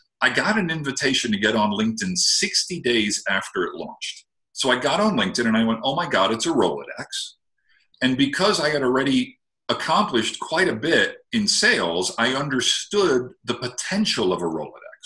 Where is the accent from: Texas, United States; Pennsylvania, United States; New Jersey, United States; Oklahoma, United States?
New Jersey, United States; moved away; I'm originally from New Jersey, where they pretty much eat their young